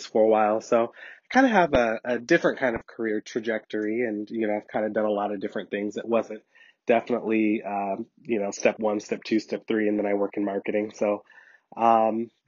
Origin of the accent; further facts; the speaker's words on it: Portland, Oregon, United States; I am born and raised in the City of Roses, Portland, Oregon